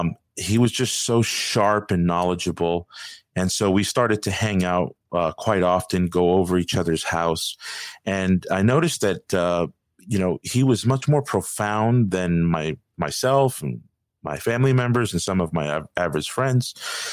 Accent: Miami Beach, Florida, United States; I was born here in Miami Beach, Florida. And so I was raised in a Hispanic household. Part of our Latin culture is going to the Catholic Church.

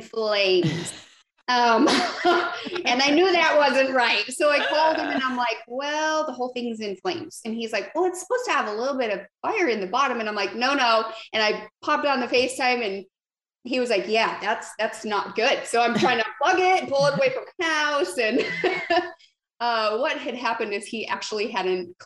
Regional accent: Arizona, United States; moved away as an adult; now in Nashville, United States; I just moved to Nashville. And so I'm originally from Arizona

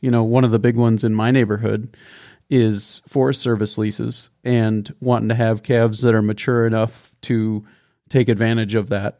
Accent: the West, United States; being from the West where we use more acres than, than they do in Missouri and Minnesota

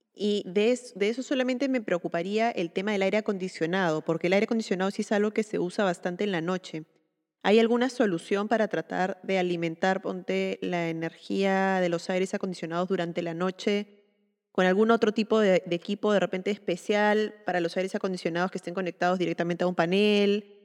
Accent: Peru; soy arquitecta peruana

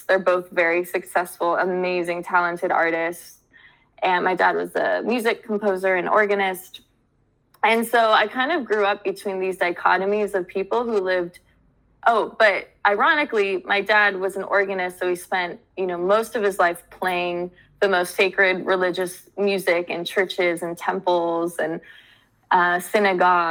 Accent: United States; I was born in America

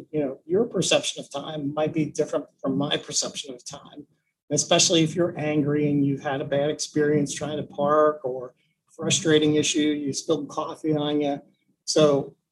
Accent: Cincinnati, Ohio, United States; I grew up in Cincinnati.

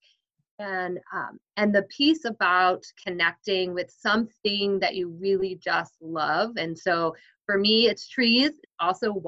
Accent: New Jersey, United States; I grew up in New Jersey

